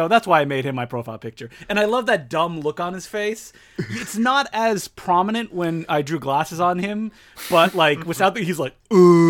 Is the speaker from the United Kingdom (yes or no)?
no; Canada; As a Canadian, can't skate.